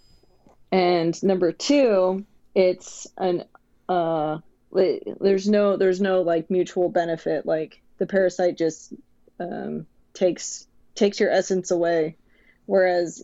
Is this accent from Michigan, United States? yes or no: no; Bay Area, California, United States; I grew up in the Bay Area